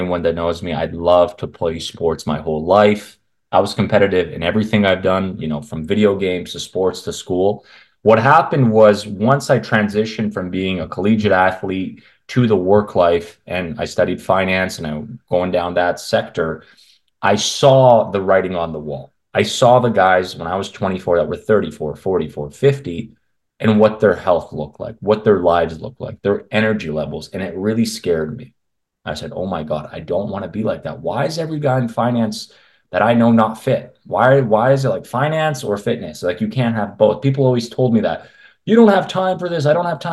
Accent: Canada; I grew up in Canada

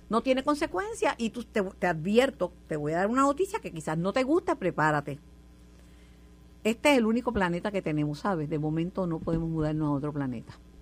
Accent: Puerto Rico; de donde venimos muchos puertorriqueños, venimos de las Islas Canarias, nuestros antepasados

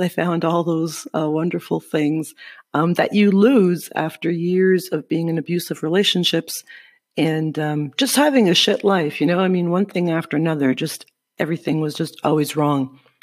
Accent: Sudbury, Ontario, Canada; moved away as an adult; now in Guatemala; I am from Sudbury, Ontario.

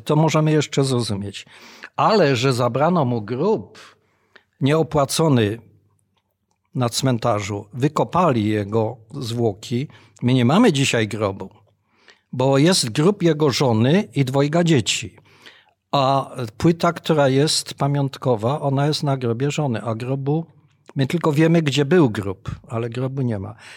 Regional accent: Bytom, Silesian Voivodeship, Poland; ja się urodziłem w Bytomiu w niemieckim Bytomiu, w Beuthen

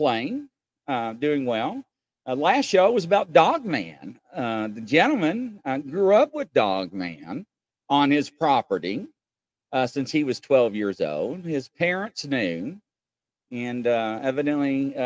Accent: Northern Kentucky, United States; moved away as an adult; also born or lived in Lexington, Kentucky / Indiana; I just moved recently from Lexington, Kentucky, back to Northern Kentucky, my hometown

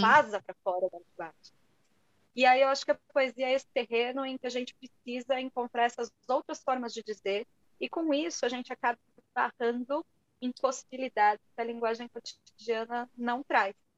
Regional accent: São Paulo, Brazil; also born or lived in Portugal; Eu sou de São Paulo

